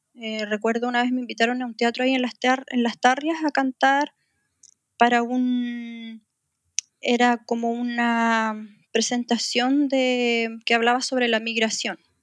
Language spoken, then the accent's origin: Spanish; Chile; moved away as an adult; also born or lived in Middle East; a pesar de que somos chilenos, vivimos muchos años en el Medio Oriente